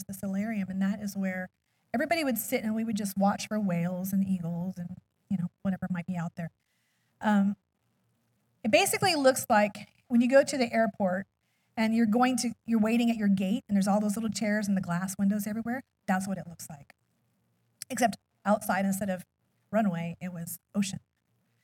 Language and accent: English; Alaska, United States; moved away; I was raised in Alaska, so I'm definitely a cold person